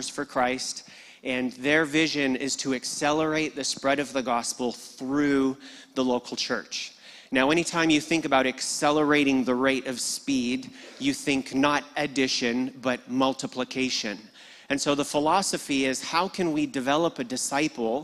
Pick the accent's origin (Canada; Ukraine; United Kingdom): Canada; Red Deer, Alberta; moved away as an adult; now in Sydney, Australia; I was born in Red Deer